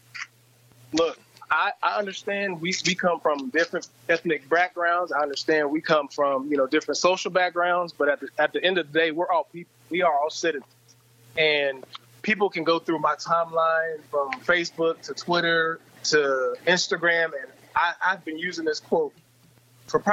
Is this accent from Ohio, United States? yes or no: no; Olathe, Kansas, United States; growing up in Kansas City, suburb of Olathe was the suburb of Kansas City